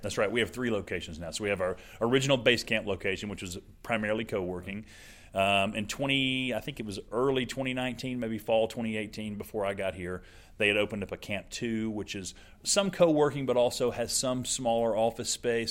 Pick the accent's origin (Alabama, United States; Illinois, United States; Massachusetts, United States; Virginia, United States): Alabama, United States; moved away as an adult; also born or lived in Birmingham, Alabama; now in Oklahoma, United States; I'm not from Oklahoma, as you can probably tell by the accent. Uh, born in Alabama, spent the last 17 years there